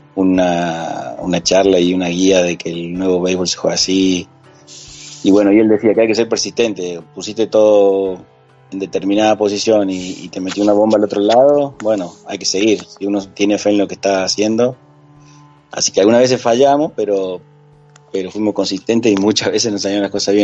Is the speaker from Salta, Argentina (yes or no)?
yes; Salta, Argentina; also born or lived in Córdoba, Argentina; como decimos en Salta